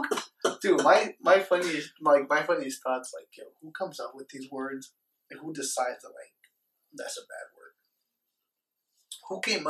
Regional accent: Las Vegas, Nevada, United States; yo, we're from Vegas.

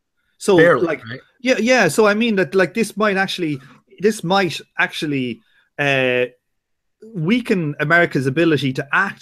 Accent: Ireland; I'm Irish

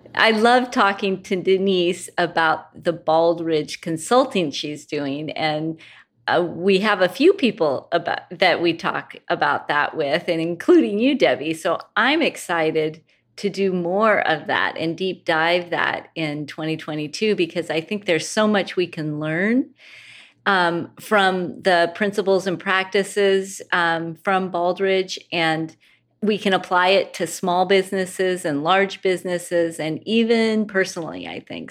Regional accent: Pacific Northwest, United States; I'm from the Pacific Northwest

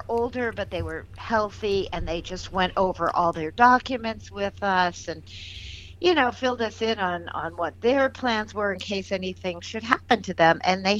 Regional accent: Massachusetts, United States; I knew about my grandparents, you know, who they were. I was originally from Massachusetts.

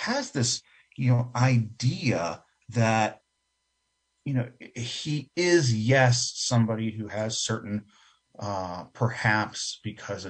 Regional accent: Boston, Massachusetts, United States; I'm from Boston

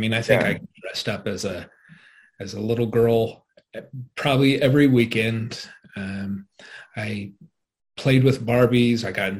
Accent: Yuma, Colorado, United States; moved away as an adult; also born or lived in Laramie, Wyoming; I was born and raised just outside of Yuma, Colorado, the metropolis of Yuma, Colorado.

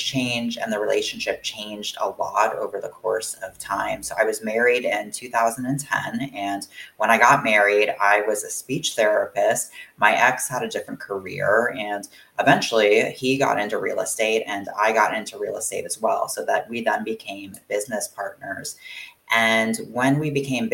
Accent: Florida, United States; moved away; I was born and raised in Florida

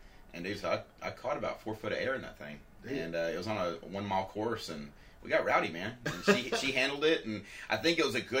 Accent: Victoria, Texas, United States; my hometown, Victoria, man. I'm 2 hours from Austin, Houston, San Antonio, Corpus.

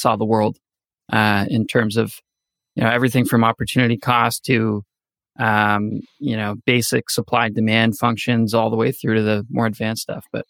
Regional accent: Canada; moved away as an adult; now in United States; I'm also an immigrant. I'm from Canada. Originally, I moved here 5 years ago

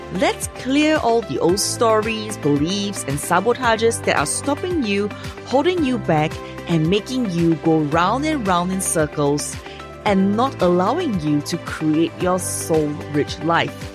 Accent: Singapore; I'm from Singapore.

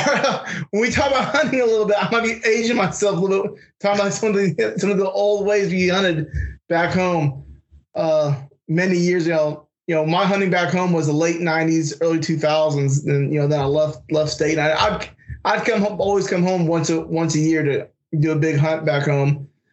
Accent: Fairfield, California, United States; moved away as an adult; where I grew up at in Fairfield.

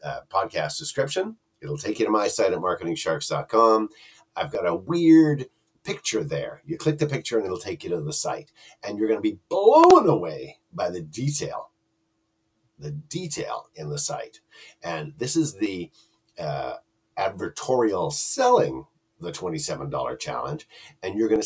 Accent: Canada; I'm Canadian.

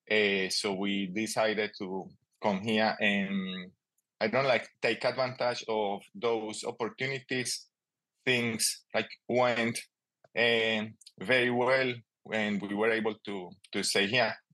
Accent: Colombia; English is a second language; moved away as an adult; also born or lived in Melbourne area, Australia; now in Australia; …, also known as … sometimes. Um, I'm originally from Colombia, and now I live in uh, the land of the Wurundjeri people.

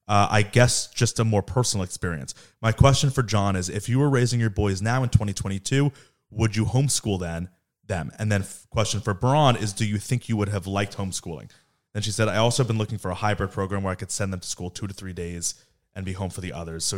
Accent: Palm Beach, Florida, United States; We currently live in California, but I'm originally from Palm Beach.

